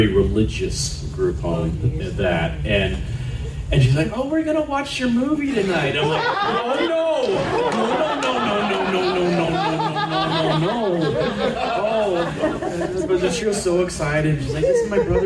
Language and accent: English; Alabama, United States; I'm from Alabama